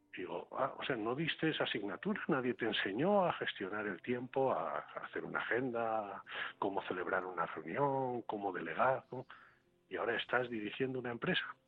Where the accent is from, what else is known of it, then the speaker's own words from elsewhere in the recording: Basauri, Basque Country, Spain; ser alcalde de mi pueblo, de ser alcalde de Basauri